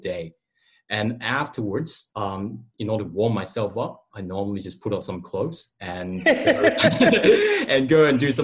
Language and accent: English; Hong Kong; now in Australia; I'm originated from Hong Kong, not from this country.